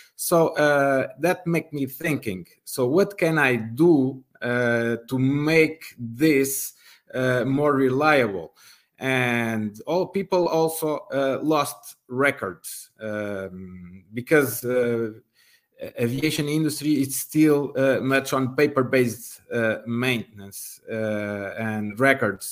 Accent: Portugal; I'm from Portugal

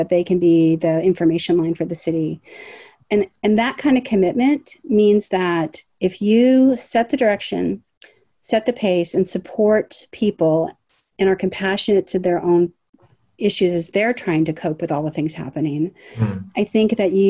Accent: Los Angeles, California, United States; also born or lived in Washington, D.C.; I'm a third generation Angeleno. I always lived in the city

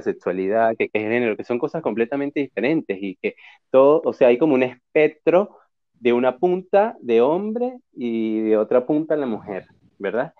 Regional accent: Venezuela; en una cultura como la que crecimos en Venezuela

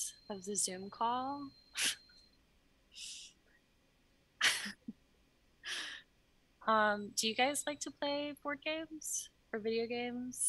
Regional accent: Alabama, United States; moved away as an adult; also born or lived in Idaho; I'm originally from Alabama

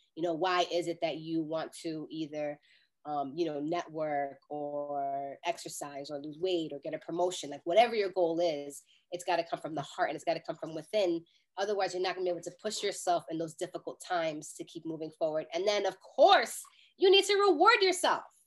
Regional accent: New York City, New York, United States; I'm a New Yorker

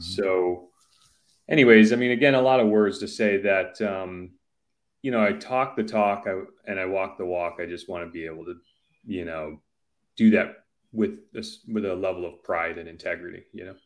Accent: Simsbury, Connecticut, United States; my childhood house growing up in Simsbury

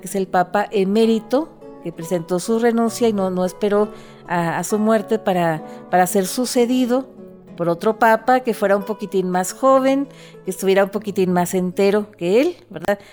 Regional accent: northern Mexico, Mexico

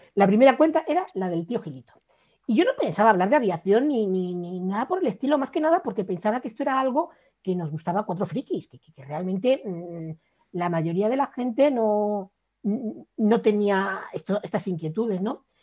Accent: Cádiz, Andalusia, Spain; moved away; also born or lived in Valladolid; aunque me he pasado media vida viviendo en Valladolid, yo no soy de Valladolid, yo soy de Cádiz

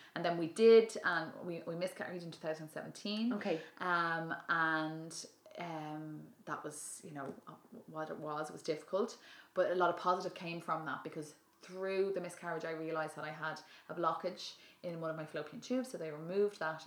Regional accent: Dublin, Leinster, Ireland; my original original background I'm from Dublin

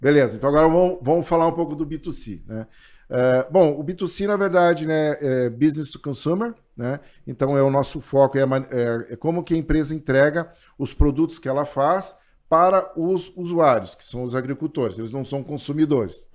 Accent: Santo Augusto, Rio Grande do Sul, Brazil; also born or lived in Itaqui; eu me criei em Santo Augusto. E me identifico e digo que sou de Santo Augusto

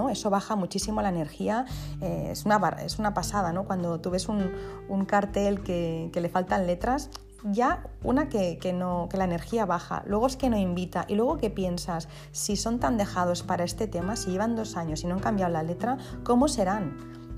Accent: Spain; first language ca; Spanish is a second language; lo mezclo con, con, mi idioma materno, que es el catalán

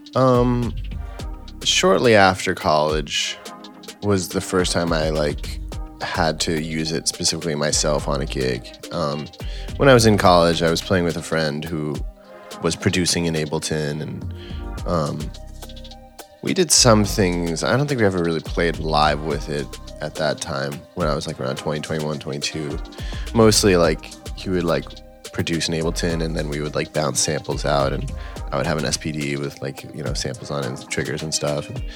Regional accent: New York, United States; I grew up in New York and, you know, in high school, I could go play in clubs and you know restaurants and stuff in the city

